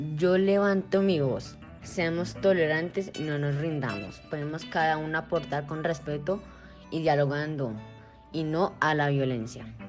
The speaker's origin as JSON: {"language": "Spanish", "country": "Colombia", "said": "seguir enorgulleciéndonos de que somos colombianos"}